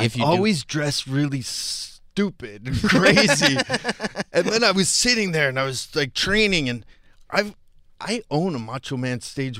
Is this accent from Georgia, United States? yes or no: no; Virginia, United States; born there; I was born in Virginia.